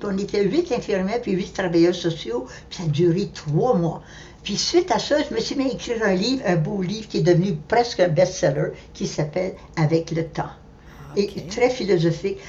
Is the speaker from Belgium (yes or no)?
no; Ottawa, Ontario, Canada; moved away as an adult; also born or lived in Montreal; je suis née à Ottawa